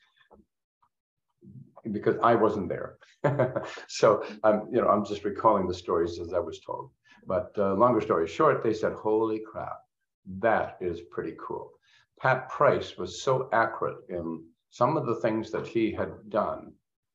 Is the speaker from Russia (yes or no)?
no; Canada; I'm Canadian